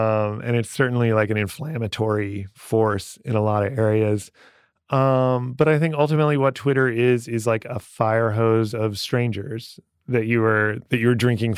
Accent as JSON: {"language": "English", "region": "Iowa", "country": "United States", "tie": "born or raised there", "said": "But I have a degree in English, and I grew up in Iowa, where in the 90s, at least, the schools were great."}